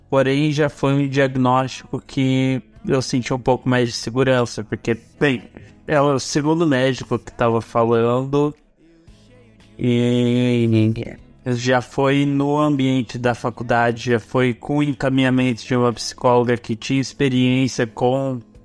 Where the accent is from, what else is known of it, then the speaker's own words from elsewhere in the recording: Arapongas, Paraná, Brazil; eu voltei para minha cidade natal